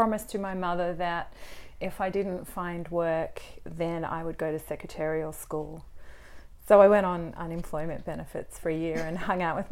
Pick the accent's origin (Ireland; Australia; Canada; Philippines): Australia; Melbourne, Victoria; also born or lived in Wagga Wagga; I was from Melbourne, went to Wagga Wagga. Yeah. Came back to Melbourne.